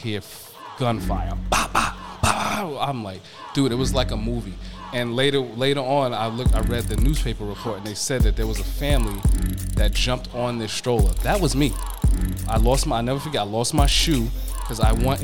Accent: Yonkers, New York, United States; also born or lived in Bronx, New York; I grew up in Yonkers, lived in Yonkers till I was 15, but I always went to school in the Bronx, so that's why I consider myself more of a Bronx guy.

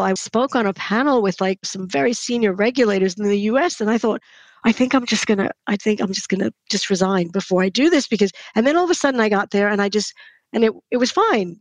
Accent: United States; moved away; because I'm American, I don't have family here.

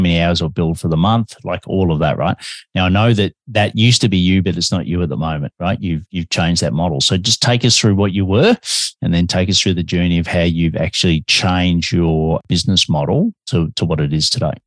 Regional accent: Australia; also born or lived in Melbourne, Australia; I'm an Aussie and I'm living in Melbourne, Australia, but I have a bit of an accent

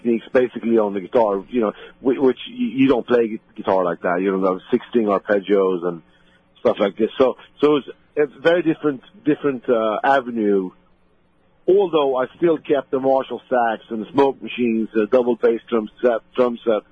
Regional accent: Sweden; moved away as an adult; now in United States; where I grew up in Sweden

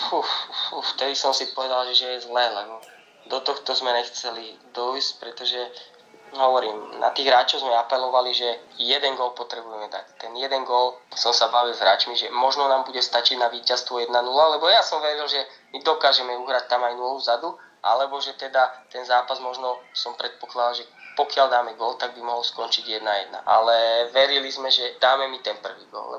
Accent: Trnava, Trnava Region, Slovakia; ja som Trnavčan

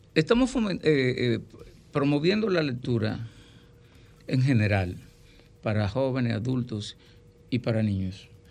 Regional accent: Miches, El Seibo, Dominican Republic; mi pueblo, en Miches

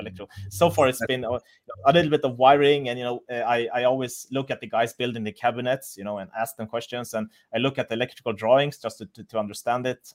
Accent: Sweden; moved away as an adult; now in Munich, Germany; I'm from Sweden, but I, I moved here for a job

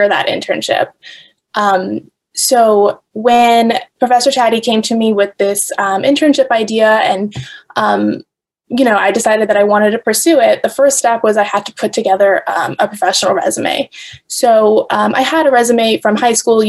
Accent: New York, United States; I'm from New York originally

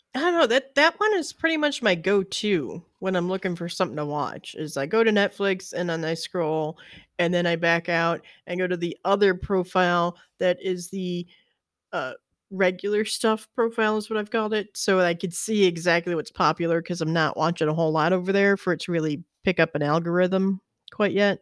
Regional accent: Illinois, United States; because I'm from Illinois and I've been there

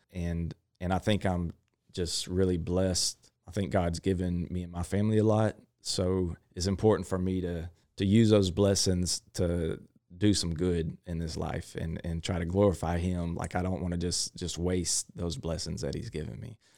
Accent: Crockett, Texas, United States; I grew up in Crockett, uh, Texas

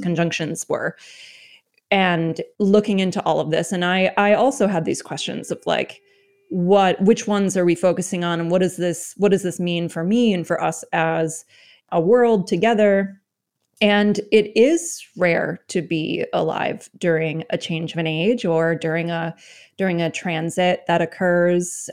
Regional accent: United States; my experience as an American

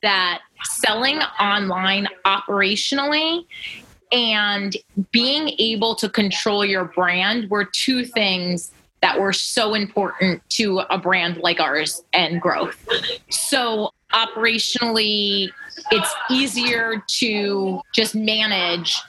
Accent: Flemington, New Jersey, United States; we grew up here and around Flemington

